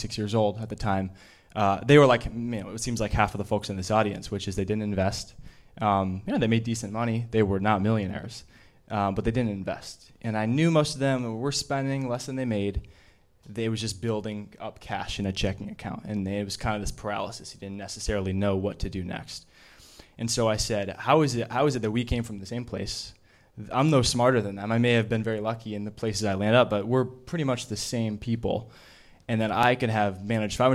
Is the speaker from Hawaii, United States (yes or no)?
no; Chicago, Illinois, United States; I grew up in Chicago